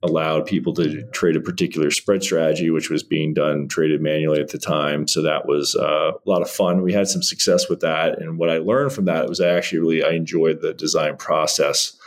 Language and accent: English; Northern Virginia, United States; I grew up in Northern Virginia